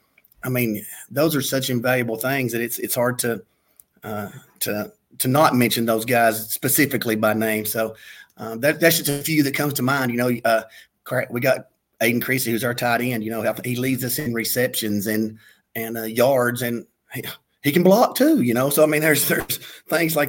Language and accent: English; Lenoir City, Tennessee, United States; we're both from East Tennessee. He's from Harriman and I'm from Lenore City. And we grew up playing Little League football against each other from the time we were 5 years old all the way through high school.